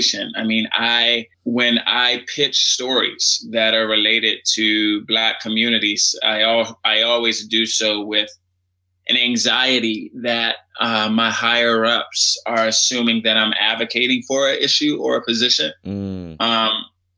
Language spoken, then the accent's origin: English; Washington, District of Columbia, United States; I grew up in Washington, D.C.